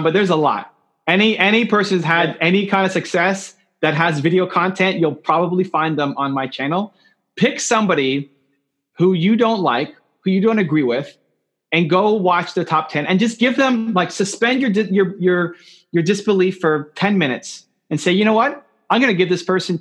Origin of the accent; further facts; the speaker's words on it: Canada; I'm from Canada